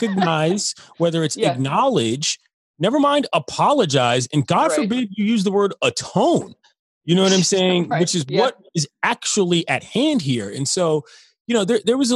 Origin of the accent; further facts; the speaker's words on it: Washington, District of Columbia, United States; also born or lived in Oxford, Ohio; I grew up in the District of Columbia.